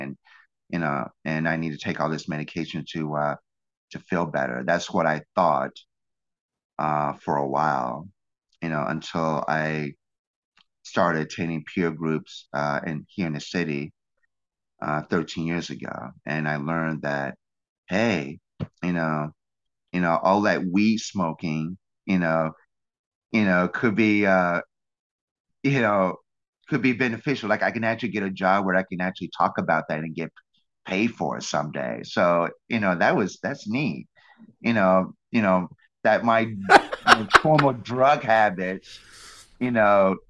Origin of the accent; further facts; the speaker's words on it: Birmingham, Alabama, United States; now in New York, United States; I'm a Southerner by birth. I was born in Birmingham, Alabama